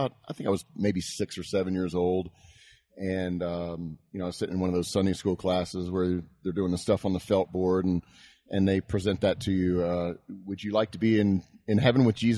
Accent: Houston, Texas, United States; I grew up in Houston, Texas.

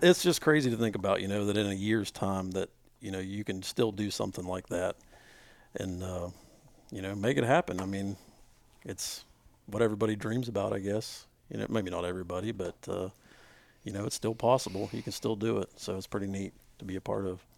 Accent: West Virginia, United States; we're all from West Virginia.

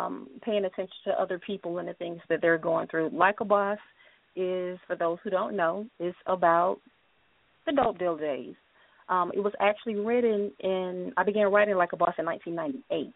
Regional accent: Decatur, Georgia, United States; I'm from Atlanta. I'm from Decatur

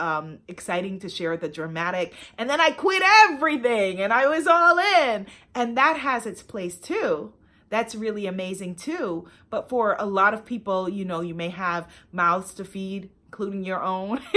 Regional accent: New York, United States; my hometown of New York

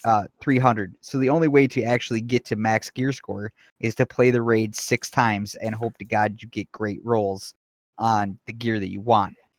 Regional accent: Wisconsin, United States; I am from Wisconsin.

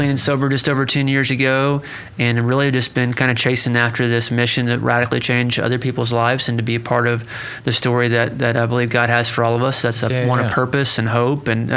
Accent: Pryor Creek, Oklahoma, United States; I come from Prior Creek, Oklahoma

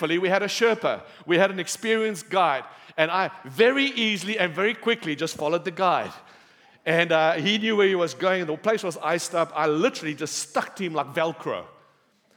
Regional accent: Cape Town, Western Cape, South Africa; I'm from Cape Town. We have beautiful beaches, sunshine

